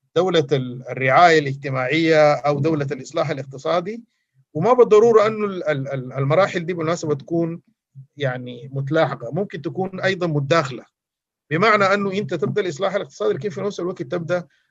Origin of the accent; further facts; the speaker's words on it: Sudan; احنا كلنا كسودانيين